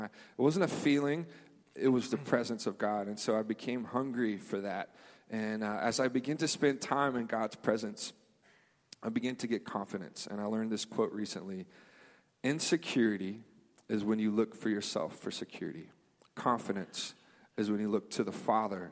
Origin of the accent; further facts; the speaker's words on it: Memphis, Tennessee, United States; moved away; I grew up in Memphis. We had a church there